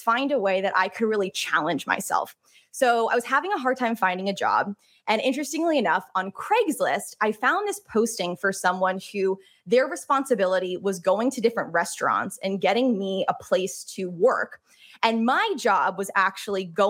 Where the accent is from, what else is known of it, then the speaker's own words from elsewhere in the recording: upstate New York, United States; also born or lived in Boston; I grew up in a small town in upstate New York, about 2 hours north of the city